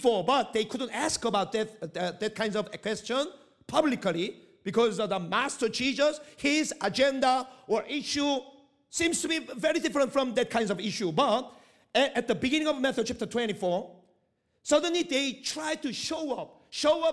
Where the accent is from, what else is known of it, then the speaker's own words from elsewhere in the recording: South Korea; first language Korean; English is a second language; moved away as an adult; also born or lived in Middle East; I'm Korean person, but at the same time, I didn't come from Korea